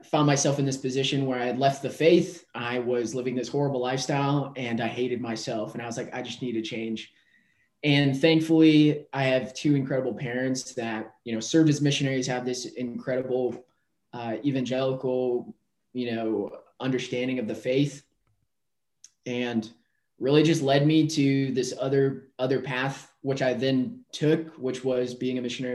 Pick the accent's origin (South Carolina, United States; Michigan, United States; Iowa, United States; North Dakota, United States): North Dakota, United States; also born or lived in Philadelphia; now in Austin, United States; I am originally from North Dakota. And grew up, raised